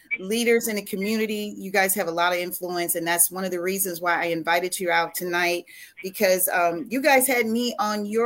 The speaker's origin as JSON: {"language": "English", "town": "Marvell", "region": "Arkansas", "country": "United States", "tie": "born or raised there", "said": "we're all from Marvel"}